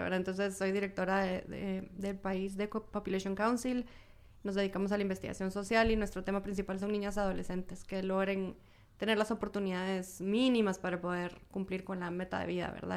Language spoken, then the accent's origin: Spanish; Guatemala; como guatemaltecos, guatemaltecas